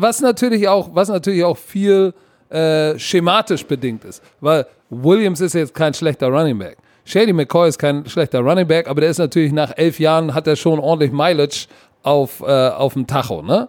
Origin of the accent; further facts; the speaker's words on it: Hamburg, Germany; als Junge aus Sankt Pauli